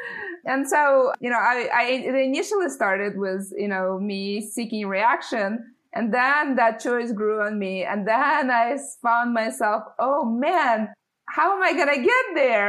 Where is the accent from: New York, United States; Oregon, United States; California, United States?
California, United States; San Francisco; I grew up in San Francisco and lived in Silicon Valley since I was 12. So I haven't really moved out of this area.